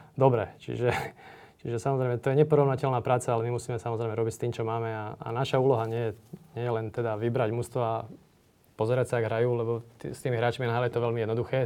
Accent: Slovakia; sme Slováci

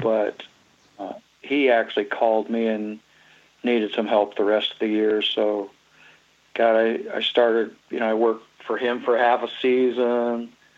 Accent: Huron, South Dakota, United States; also born or lived in Dallas, Texas; now in Iowa, United States; I was actually born in Dallas, Texas. Really born there, but really probably conceived even in South Dakota and lived my life in South Dakota. Grew up there. Come down to Iowa in, in uh, about 77.

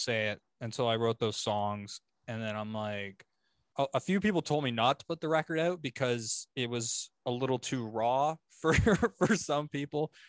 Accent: Oshawa, Ontario, Canada; moved away as an adult; now in London, Canada; I was from Oshawa, okay. But I just moved to London.

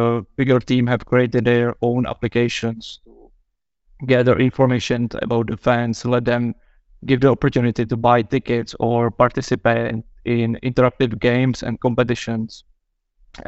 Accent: Czechia; I'm from Czech Republic

